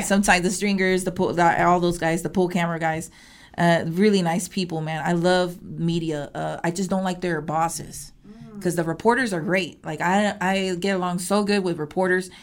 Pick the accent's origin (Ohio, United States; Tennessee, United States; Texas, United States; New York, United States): Texas, United States; Houston; born and raised in Houston, northeast part of Houston